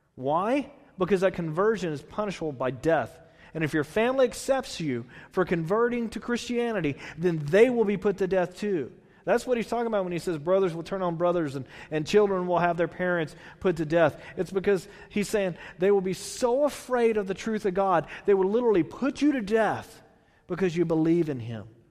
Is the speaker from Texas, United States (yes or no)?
yes; Texas, United States; I'm from Texas.